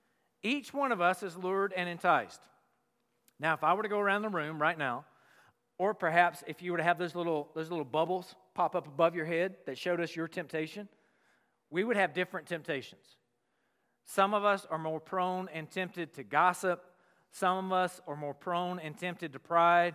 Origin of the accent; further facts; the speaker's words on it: the South, United States; moved away; I'm from the South